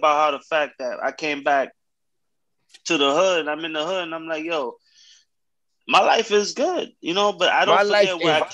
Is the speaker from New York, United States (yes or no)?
yes; New York City, New York, United States; I'm from Tab Projects, and he from Carver, right, in Harlem